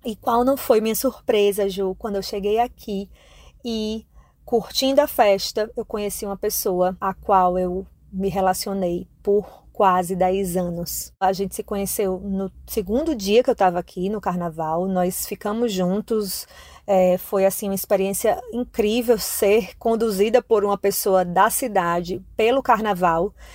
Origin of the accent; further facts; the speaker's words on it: Paraíba, Brazil; moved away as an adult; now in Salvador, Brazil; Eu sou nordestina, mas não sou da Bahia, sou paraibana